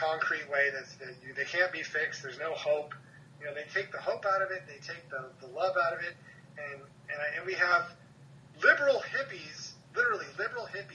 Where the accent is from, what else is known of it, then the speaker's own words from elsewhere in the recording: Hermosa Beach, California, United States; I'm from Hermosa Beach, it's a very small city, so we had a very competitive baseball team